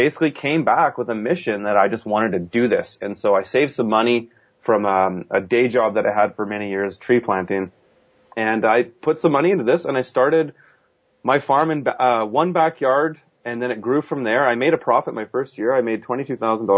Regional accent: Kelowna, British Columbia, Canada; my hometown, which I'm based out of now

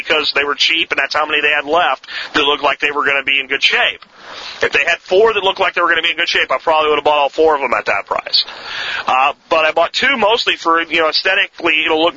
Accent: Jacksonville, Florida, United States; My dad owned a tire shop when I was growing up in Jacksonville, Florida

